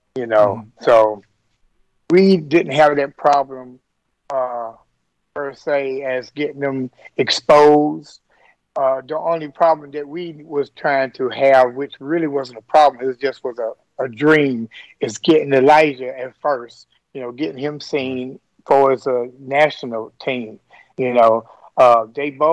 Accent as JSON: {"language": "English", "region": "Tennessee", "country": "United States", "tie": "born or raised there", "moved": "yes", "lives_now": "Kentucky, United States", "said": "I'm actually from Tennessee."}